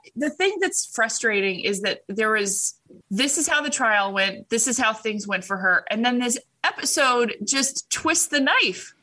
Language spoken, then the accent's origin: English; Orange County, California, United States; moved away; I came from Orange County, and I think three girls I graduated with as a graduation gift were given breast implants